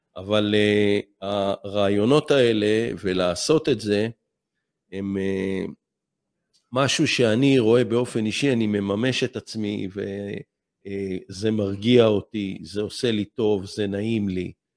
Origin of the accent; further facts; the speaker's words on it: Israel; כל הילדות שלי, אני נולדתי בקיבוץ